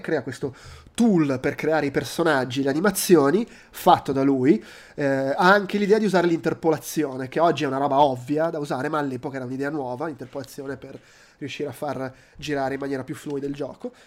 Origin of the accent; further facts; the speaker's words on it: Milan, Lombardy, Italy; sono di Milano